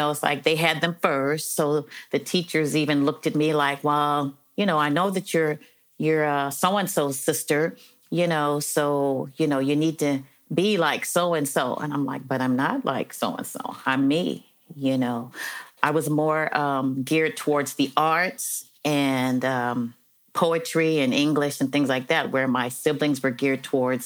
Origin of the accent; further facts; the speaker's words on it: Los Angeles, California, United States; I'm from Los Angeles originally. I was born in Los Angeles